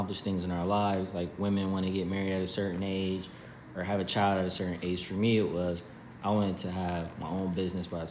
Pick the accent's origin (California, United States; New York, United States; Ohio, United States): Ohio, United States; Columbus; also born or lived in North Carolina / Dayton, Ohio / Las Vegas, Nevada; I'm originally from Columbus, Ohio